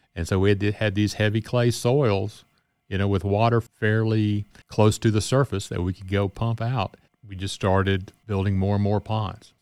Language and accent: English; Cleveland, Mississippi, United States; also born or lived in Greenville, Mississippi / Louisiana; I was born in Greenville and grew up in Cleveland and had a chance to come back home